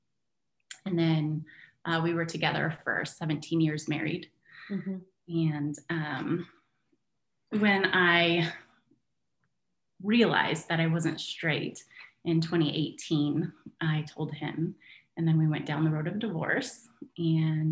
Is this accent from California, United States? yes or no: yes; California, United States; moved away as an adult; also born or lived in Michigan; now in Battle Creek, Michigan, United States; I grew up in California, and I moved in at my grandma's house